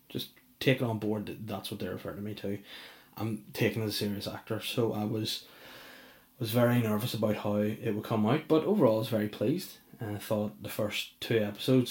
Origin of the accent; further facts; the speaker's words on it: Belfast, Northern Ireland, United Kingdom; moved away; I'm pretty well known back in Belfast. I'm from Belfast, mate.